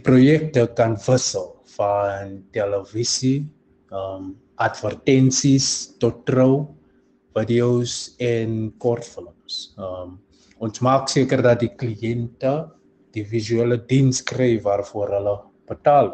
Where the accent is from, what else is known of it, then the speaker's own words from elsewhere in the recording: Johannesburg, Gauteng, South Africa; moved away as an adult; now in Cape Town, South Africa; Ek het groot geword in 'n klein gemeenskap, eh, in naam van Westbury in Johannesburg